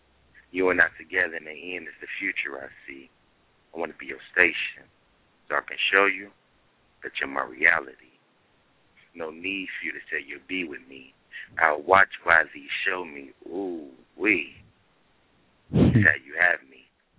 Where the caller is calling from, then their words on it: Cincinnati, Ohio, United States; Name. Cincinnati, Ohio.